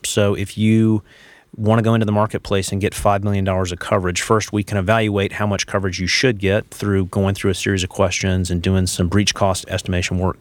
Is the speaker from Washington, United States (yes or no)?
no; Charlotte, North Carolina, United States; I'm from the Charlotte area originally